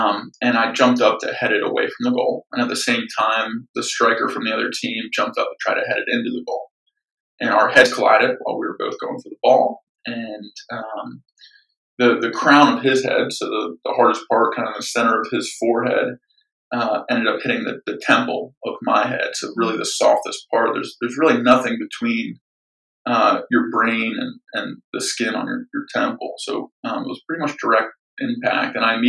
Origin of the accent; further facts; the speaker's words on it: Atlanta, Georgia, United States; also born or lived in Philadelphia; So I was born just outside Philadelphia. My parents were young when they had me. I wasn't exactly planned. They stayed together about 9 months after I was born and separated. And I ended up moving around a lot with my mom growing up. We moved 7 times before landing in Atlanta